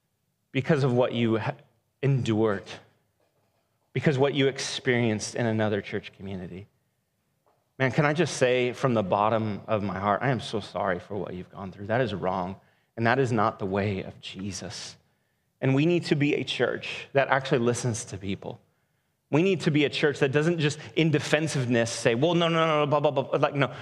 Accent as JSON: {"language": "English", "town": "Portland", "region": "Oregon", "country": "United States", "said": "Where are you from? Northeast Portland. Been there for a little while."}